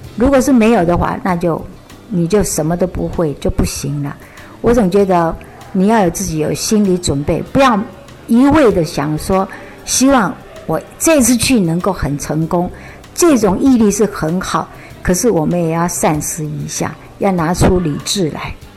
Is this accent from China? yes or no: no; Taiwan; 我现在脾是台湾人，股市客家人